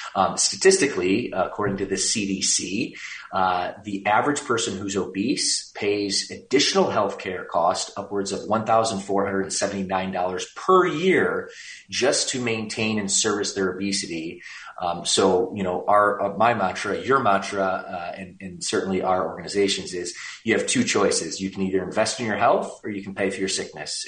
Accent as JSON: {"language": "English", "town": "Warren", "region": "Michigan", "country": "United States", "tie": "born or raised there", "also_born_or_lived": "Los Angeles, California", "moved": "as an adult", "lives_now": "California, United States", "said": "I went to high school in Warren"}